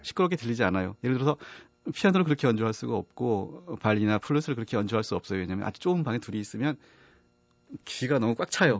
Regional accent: Yanggu, Gangwon, South Korea; moved away; also born or lived in Spain; 사실은 양구에서 태어나고 거기서 자라고 했었는데요.

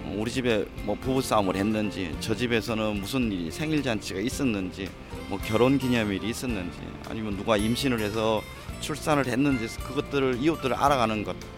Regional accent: Cheongju, North Chungcheong, South Korea; moved away as an adult; 제 고향이 청주인데

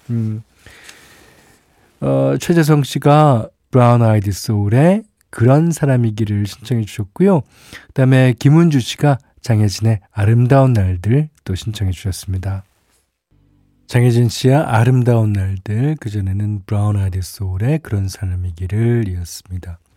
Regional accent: Busan, South Korea; moved away; 저는 고향이 부산인데요. 어, 처음 부산을 떠나 맞이했던 그 낯설고 들뜬 명절이 기억납니다.

